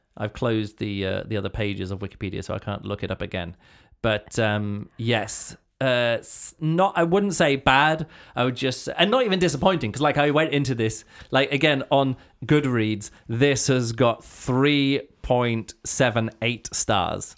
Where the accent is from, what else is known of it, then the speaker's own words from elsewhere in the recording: United Kingdom; as a British, uh, kid, this is what I grew up, this is the kind of poetry I grew up